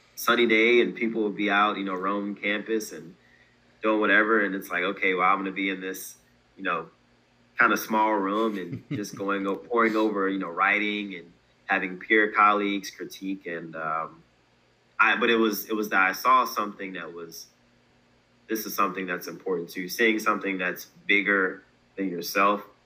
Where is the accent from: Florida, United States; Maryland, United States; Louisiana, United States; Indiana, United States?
Maryland, United States; Baltimore; also born or lived in Delaware; originally I'm from Baltimore, Maryland. Um, born in Delaware, but raised primarily in Baltimore.